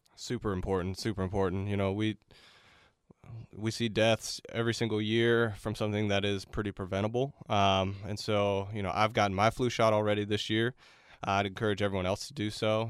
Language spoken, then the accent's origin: English; Melbourne, Florida, United States; moved away as an adult; I'm from Melbourne, Florida originally